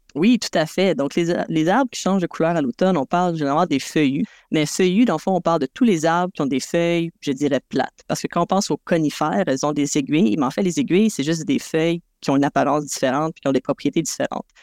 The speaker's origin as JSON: {"language": "French", "area": "South Shore of Montreal", "region": "Quebec", "country": "Canada", "said": "je viens de la rive sud de Montréal"}